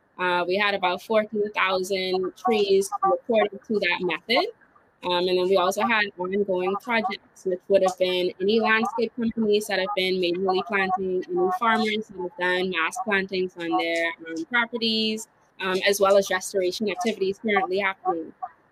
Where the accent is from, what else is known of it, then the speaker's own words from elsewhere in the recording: Bahamas; I know in the Bahamas, when you say, oh, I'm from the Bahamas, then you ask, like, which island you're from? Like, people are really, really specific to their one island.